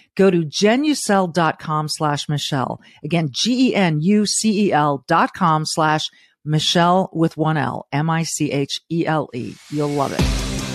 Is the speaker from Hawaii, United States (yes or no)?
no; Southern California, United States; also born or lived in Florida; now in Midwest, United States; born and raised in Southern California to living in the Midwest